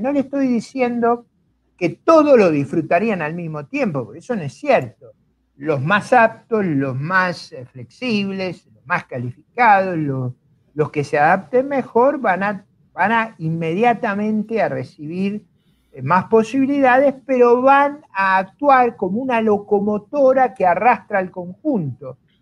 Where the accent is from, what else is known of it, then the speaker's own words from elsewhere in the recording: Argentina; yo no vengo de las familias eh, ricas y fundadoras de Argentina. Mis abuelos son inmigrantes